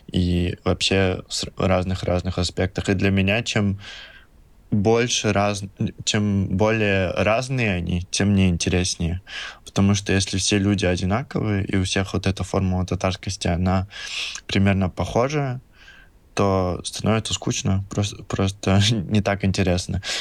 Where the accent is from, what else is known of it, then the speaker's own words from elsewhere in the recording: Russia; если говорить о моем самом большом чувстве, почему я татарин